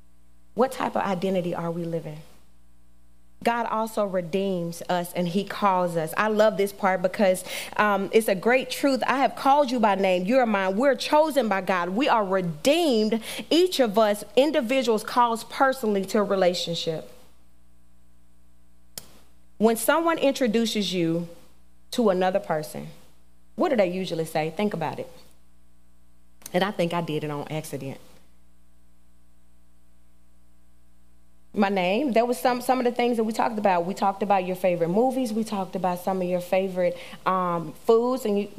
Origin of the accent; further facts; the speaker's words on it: Winona, Mississippi, United States; from Winona, Mississippi